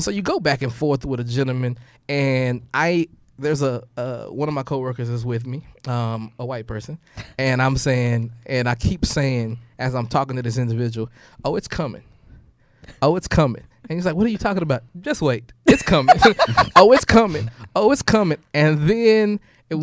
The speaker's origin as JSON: {"language": "English", "town": "Lufkin", "region": "Texas", "country": "United States", "tie": "born or raised there", "also_born_or_lived": "Longview, Texas", "said": "I grew up in Lufkin, Texas"}